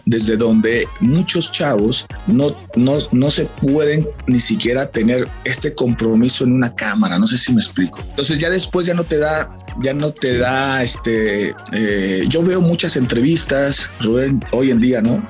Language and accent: Spanish; Mexico